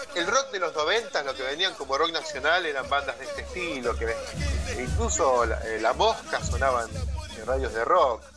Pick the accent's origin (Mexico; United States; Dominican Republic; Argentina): Argentina; nosotros somos argentinos y tenemos promedio de edad, cuarenta y pico de años